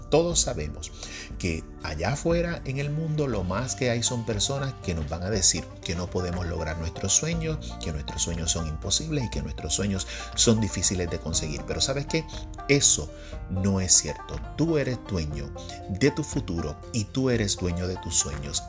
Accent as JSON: {"language": "Spanish", "country": "Puerto Rico", "said": "soy un escritor puertorriqueño"}